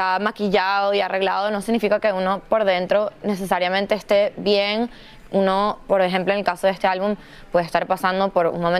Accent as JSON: {"language": "Spanish", "country": "Venezuela", "said": "como soy venezolana también"}